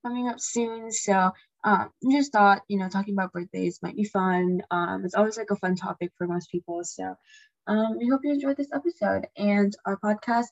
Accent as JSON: {"language": "English", "region": "Washington", "country": "United States", "said": "we're from Washington"}